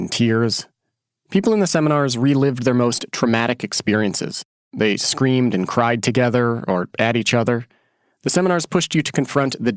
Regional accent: Oregon, United States; moved away as an adult; after I graduated from high school and I moved away from Oregon

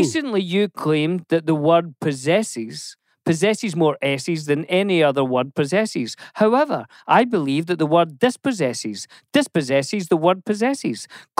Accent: Scotland, United Kingdom; I'm Scottish

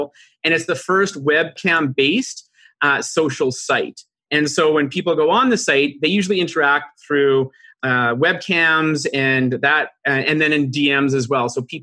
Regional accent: Vancouver, British Columbia, Canada; moved away as an adult; now in Toronto, Canada; I live in Toronto, Ontario, Canada, and originally grew up out of Vancouver, BC, and then moved here about 16 years

